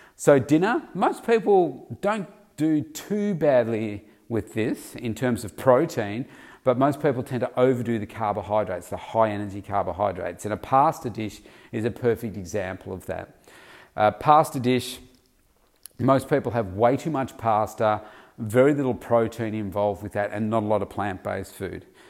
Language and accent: English; Victoria, Australia; my hometown state of Victoria